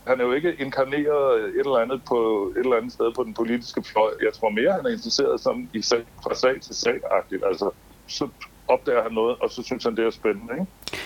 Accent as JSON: {"language": "Danish", "town": "Aarhus", "region": "Central Denmark Region", "country": "Denmark", "tie": "born or raised there", "said": "Jeg er født i Aarhus"}